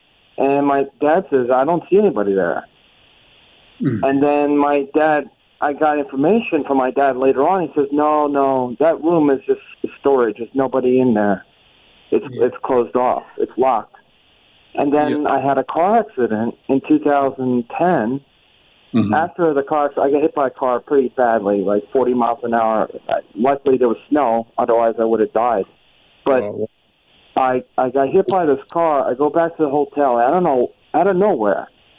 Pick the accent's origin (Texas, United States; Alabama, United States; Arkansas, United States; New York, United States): New York, United States; Yonkers; now in New Jersey, United States; I'm originally from Yonkers, but moved to Jersey, and this was before 1985.